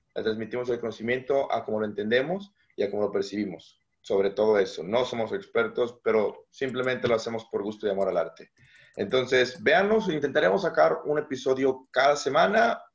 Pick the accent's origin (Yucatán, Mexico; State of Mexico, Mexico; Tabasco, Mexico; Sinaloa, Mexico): Sinaloa, Mexico; Mazatlán; also born or lived in Aguascalientes; Yo soy originario de Mazatlán, Sinaloa